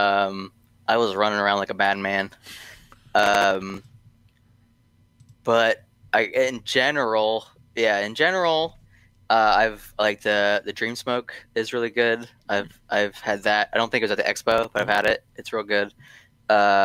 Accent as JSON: {"language": "English", "region": "Pennsylvania", "country": "United States", "moved": "yes", "lives_now": "Florida, United States", "said": "I'm from Pennsylvania, little town in the middle of nowhere"}